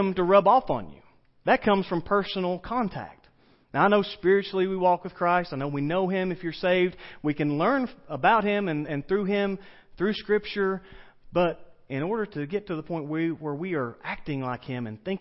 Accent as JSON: {"language": "English", "region": "the South", "country": "United States", "accent": "southern", "said": "my southern accent"}